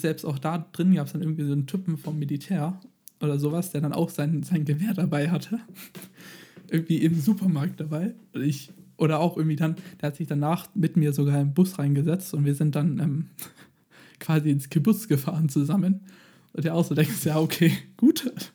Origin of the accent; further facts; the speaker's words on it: Germany; bei uns in Deutschland